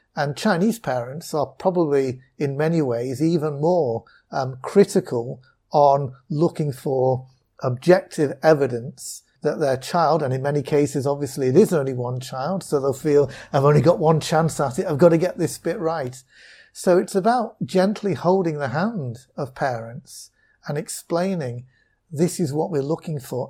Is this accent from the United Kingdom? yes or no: yes; Wallasey, North West England, United Kingdom; moved away as an adult; also born or lived in Loughborough; now in China; I grew up in, in Wallasey in, in Merseyside